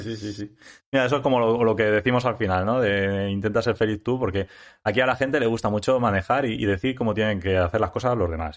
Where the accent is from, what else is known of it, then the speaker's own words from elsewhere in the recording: Spain; also born or lived in Ibi; farmacéutico en IBI, aunque soy de ELLA